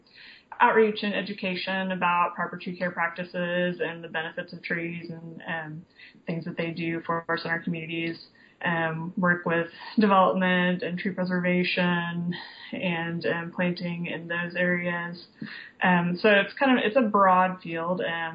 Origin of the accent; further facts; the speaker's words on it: Tulsa, Oklahoma, United States; also born or lived in Austin, Texas; I grew up in Tulsa